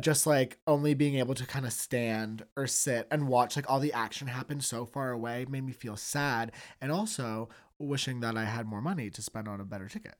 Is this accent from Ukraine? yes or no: no; Toronto, Ontario, Canada; growing up in Toronto